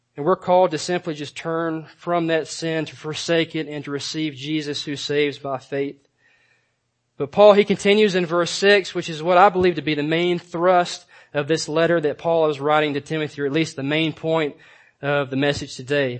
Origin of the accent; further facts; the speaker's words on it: Georgia, United States; growing up in Georgia, um, we used to spend a, a lot of time doing things outdoors.